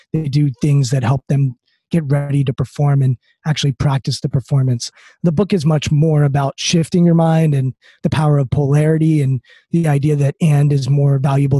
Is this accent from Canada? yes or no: no; Maryland, United States; I'm outside D.C., so I grew up in Maryland